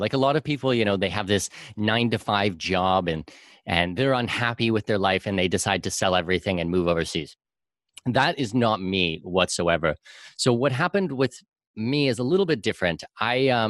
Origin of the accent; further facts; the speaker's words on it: southwestern Ontario, Canada; I'm from southwestern Ontario